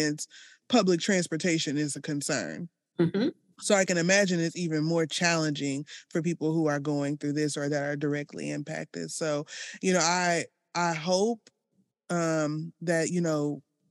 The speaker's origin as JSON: {"language": "English", "region": "Arkansas", "country": "United States", "moved": "yes", "lives_now": "Southern Illinois, United States", "said": "I come from Arkansas, a bigger city there."}